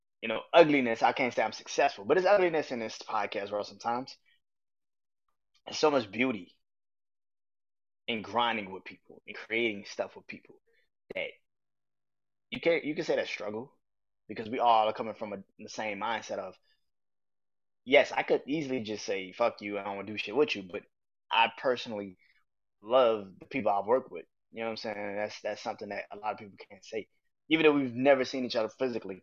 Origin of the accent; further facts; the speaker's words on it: New Orleans, Louisiana, United States; I remember growing up in New Orleans